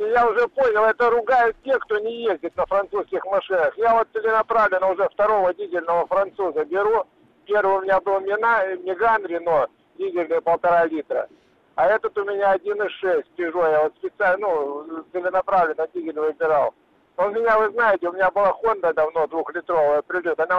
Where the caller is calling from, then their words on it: Krasnoyarsk, Krasnoyarsk Krai, Russia; Здравствуйте, я из Красноярска